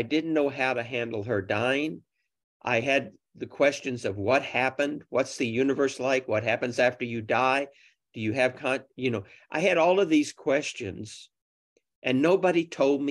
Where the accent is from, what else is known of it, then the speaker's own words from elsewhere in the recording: Oklahoma City, Oklahoma, United States; I grew up in Oklahoma City.